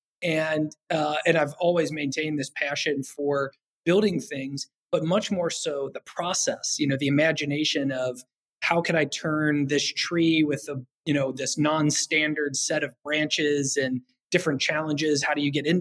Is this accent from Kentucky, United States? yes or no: yes; Kentucky, United States; I'm from Kentucky originally. I grew up on top of a big hill